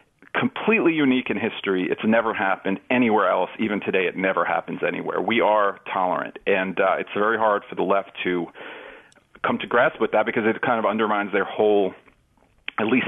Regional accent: New York City, New York, United States; when I grew up in New York

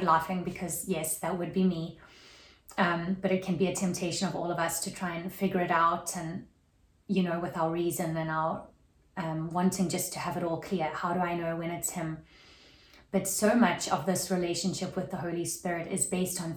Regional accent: South Africa; now in Atlanta, United States; growing up in South Africa, that was very Protestant

